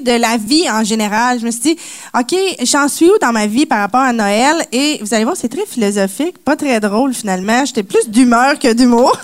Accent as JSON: {"language": "French", "region": "Quebec", "country": "Canada", "tie": "born or raised there"}